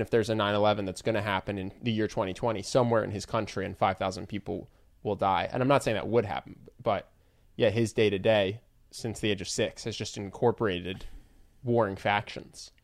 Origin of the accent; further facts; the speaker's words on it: United States; as an American